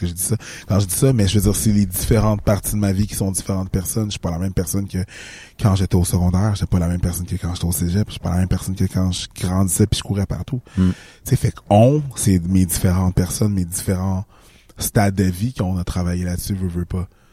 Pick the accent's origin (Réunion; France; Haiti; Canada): Haiti; moved away